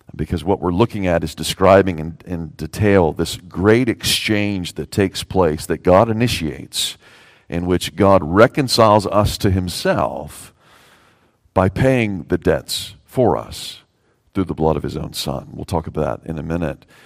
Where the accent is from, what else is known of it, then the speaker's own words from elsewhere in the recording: the South, United States; I'm a Southerner